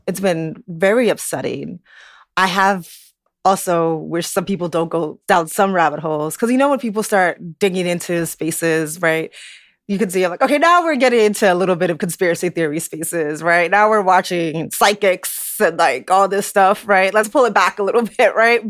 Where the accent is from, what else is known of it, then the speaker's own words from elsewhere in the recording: New York City, New York, United States; living in New York, having grown up in New York, you know, just being a New Yorker